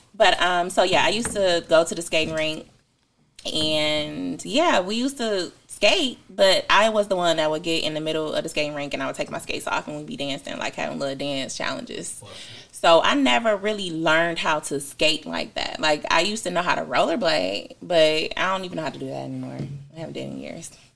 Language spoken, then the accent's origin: English; Detroit, Michigan, United States; I'm from Detroit